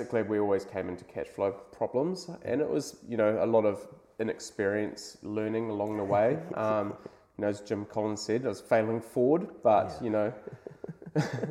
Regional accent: Hawke's Bay, New Zealand; moved away as an adult; now in Sydney, Australia; I'm originally from New Zealand, so I grew up in Hawke's Bay, same place as you

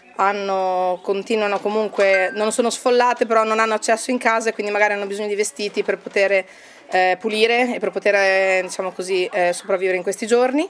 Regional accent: Conselice, Emilia-Romagna, Italy; now in London, United Kingdom; abito a Londra, però sono originaria di Conselice

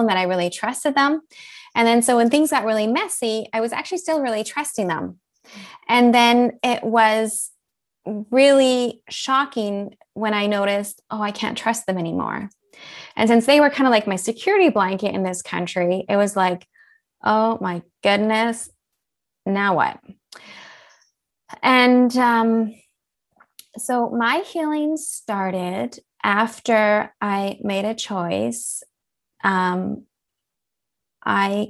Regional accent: Winnipeg, Manitoba, Canada; moved away as an adult; now in Switzerland; I'm a Canadian. I grew up in the gorgeous prairies of Canada in Winnipeg, Manitoba

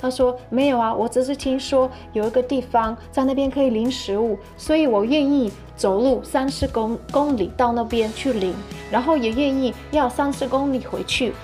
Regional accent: Ukraine; moved away; 我家乡就有，呃，好几个教会

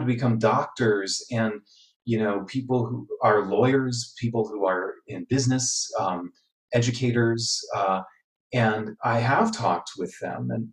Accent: Wooster, Ohio, United States; I grew up attending in Ohio, their Ohio Light Opera in Worcester, and attended that regularly

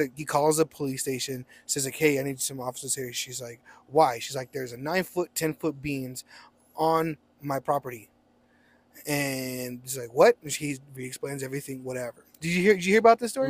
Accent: Roswell, New Mexico, United States; we are from Roswell

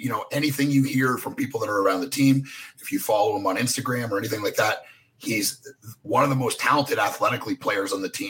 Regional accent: Nashville, Tennessee, United States; my hometown Nashville Predators

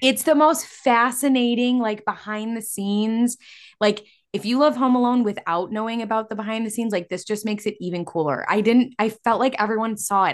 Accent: Illinois, United States; we're from Illinois

